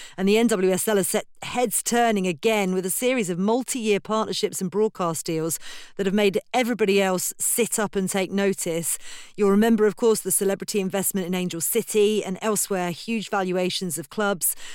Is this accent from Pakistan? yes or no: no; United Kingdom; as a Brit